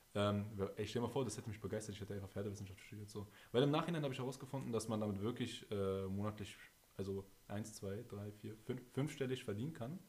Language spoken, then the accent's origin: German; Berlin, Germany; wir sind aus Berlin